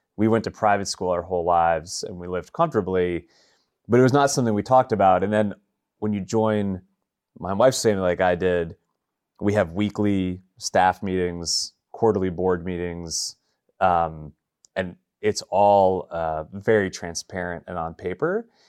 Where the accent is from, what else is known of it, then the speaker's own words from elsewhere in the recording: New York, United States; also born or lived in Boston; now in Nashville, United States; I'm from New York originally